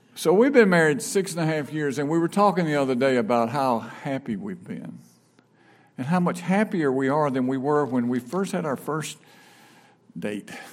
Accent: Brandon, Mississippi, United States; also born or lived in Franklin, Tennessee / Rock Hill, South Carolina; now in Raymond, United States; I grew up in Brandon

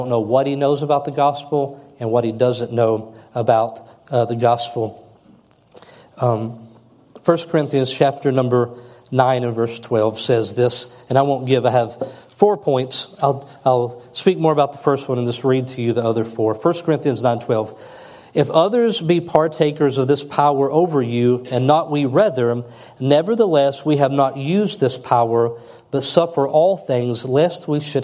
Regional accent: United States; as an American. I was taught all the way through public school system that we are the best nation in the world

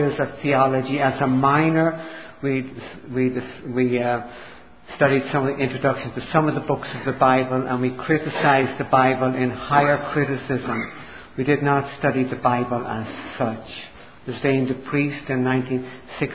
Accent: Dublin, Leinster, Ireland; I grew up Irish in Dublin, Ireland, in a very devout Catholic family

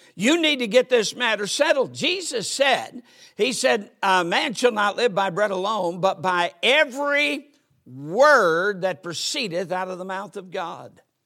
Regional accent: United States; I'm an American. I'm proud to be an American

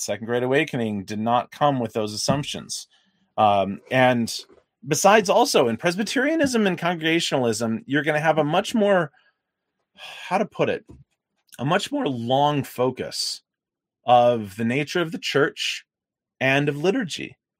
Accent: the South, United States; I grew up in the South

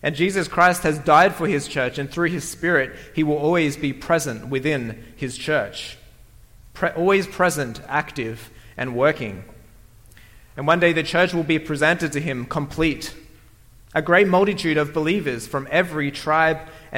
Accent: Australia; moved away; I come from Australia

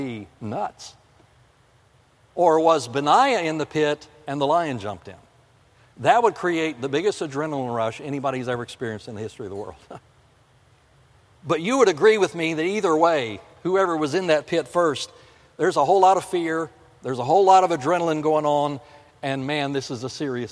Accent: South Florida, United States; moved away; also born or lived in the north; I grew up in South Florida. Winter's only 6 weeks long down there. There's no snow. But I've lived in the north for most of my life

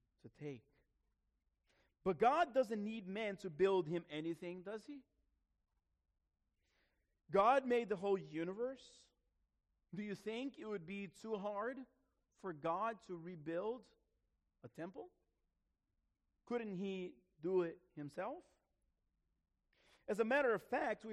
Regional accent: Brazil; moved away; I grew up in Brazil in the 80s. 80s and early 90s.

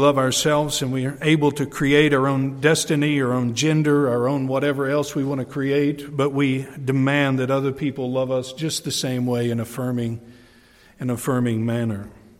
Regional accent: New York, United States; I'm from the Adirondacks, we don't get out much.

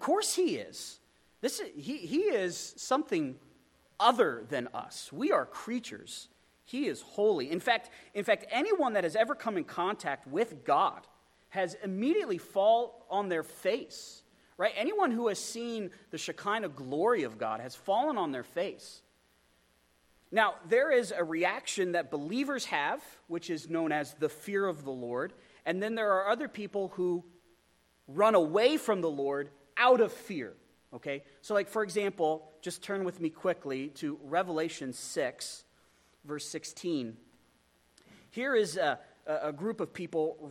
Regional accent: Pennsylvania, United States; I grew up in Pennsylvania

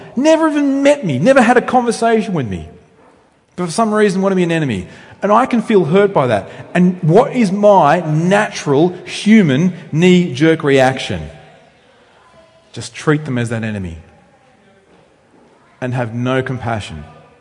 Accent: Australia; You can tell I'm from Australia, I hope, by how I speak. Although Australians have slightly different accents. So I come from rural Australia

